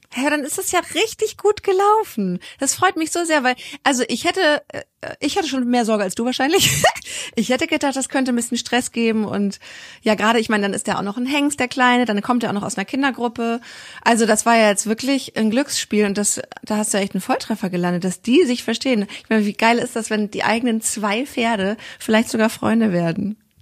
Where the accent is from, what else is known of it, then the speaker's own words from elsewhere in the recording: NRW, North Rhine-Westphalia, Germany; Bei uns in NRW